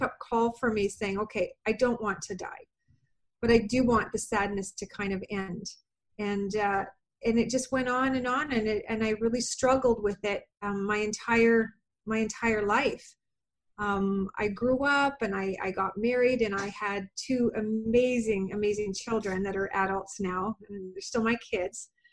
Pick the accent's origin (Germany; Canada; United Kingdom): Canada; I am from Canada